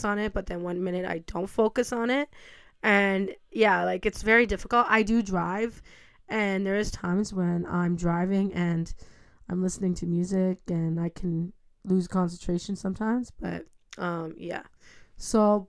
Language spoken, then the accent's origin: English; Ontario, Canada; I'm from Canada